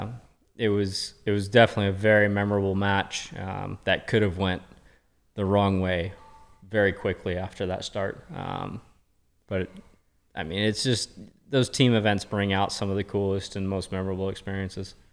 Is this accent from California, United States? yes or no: yes; Murrieta, California, United States; born or raised there